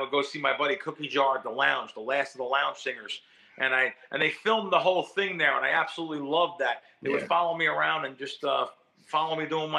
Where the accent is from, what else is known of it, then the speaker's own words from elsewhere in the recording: Jersey Shore, New Jersey, United States; I grew up in New Jersey